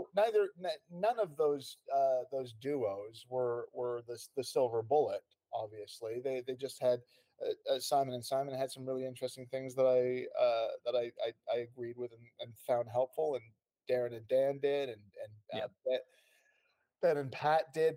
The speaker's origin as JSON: {"language": "English", "country": "Canada", "tie": "born or raised there", "also_born_or_lived": "London", "moved": "as an adult", "said": "I was born in Canada and spent oh. um, most of my uh, young years there. Um, all of them actually"}